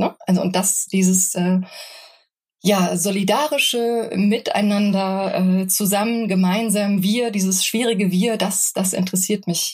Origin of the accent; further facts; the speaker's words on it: foot of the Hunsrück, Rhineland-Palatinate, Germany; now in Berlin, Germany; Ich bin in einem kleinen, sehr hübschen Dörfchen ähm, am Fuße des Hunsrücks aufgewachsen